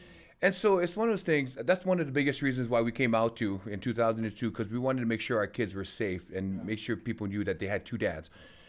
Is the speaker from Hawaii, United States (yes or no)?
yes; Waimanalo, Hawaii, United States; moved away; I grew up in Waimanalo as a little kid